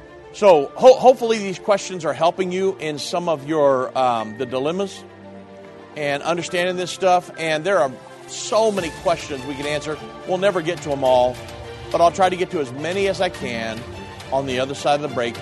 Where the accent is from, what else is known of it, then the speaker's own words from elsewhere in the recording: United States; Me, as an English-speaking American